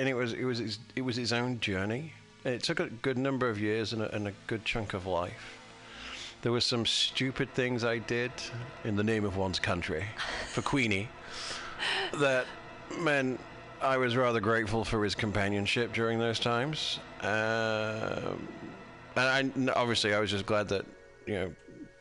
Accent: United Kingdom; I'm British

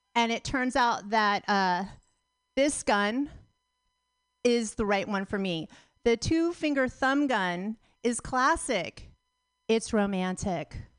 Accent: Pacifica, California, United States; I'm from Pacifica. I grew up in Pacifica.

